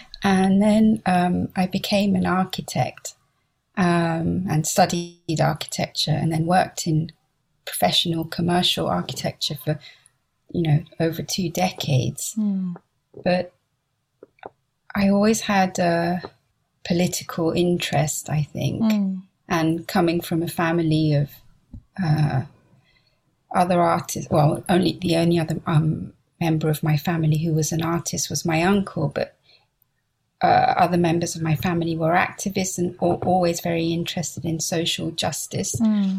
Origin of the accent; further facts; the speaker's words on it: Liverpool, North West England, United Kingdom; also born or lived in Benghazi, Libya; So I grew up in Liverpool. And then when I was about one, my parents moved to Libya.